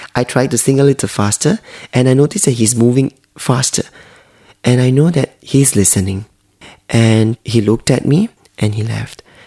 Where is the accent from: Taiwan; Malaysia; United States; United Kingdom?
Malaysia; I'm Chinese from Malaysia